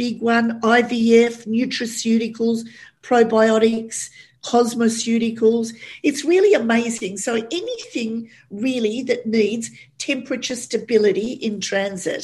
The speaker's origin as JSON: {"language": "English", "country": "Australia", "said": "an Aussie girl"}